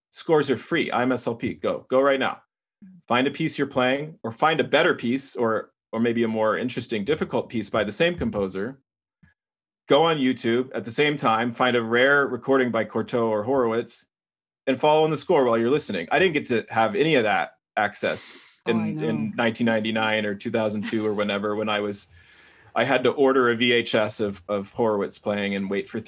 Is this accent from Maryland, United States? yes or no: no; Texas, United States; I'm from Texas, and it's the most caloric thing you can possibly eat.